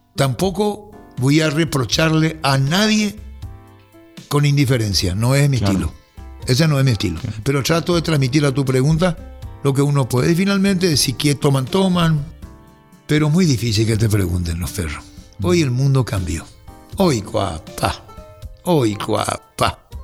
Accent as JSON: {"language": "Spanish", "country": "Paraguay", "said": "Yo soy paraguayo"}